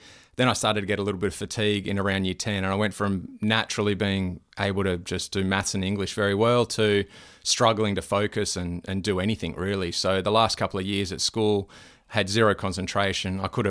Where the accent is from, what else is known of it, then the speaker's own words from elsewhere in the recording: Terry Hills, New South Wales, Australia; now in Noosa, Australia; I was born in around Terry Hills, grew up there, and then I got into surf lifesaving down at Freshwater Beach pretty much, and then once I started to rent, moved down to Freshwater Beach and around that area